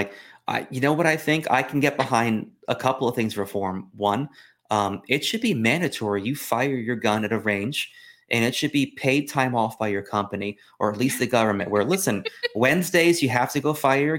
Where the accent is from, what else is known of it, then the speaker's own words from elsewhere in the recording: Florida, United States; I'm from Florida. I remember hanging chads.